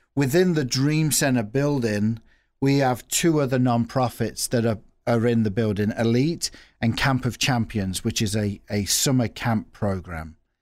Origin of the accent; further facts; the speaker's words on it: Nuneaton, West Midlands, United Kingdom; also born or lived in Australia; now in Peoria, United States; Originally from England, uh, if you're looking at a map of England, if you put your finger right in the middle of England, there's a town, uh, called Coventry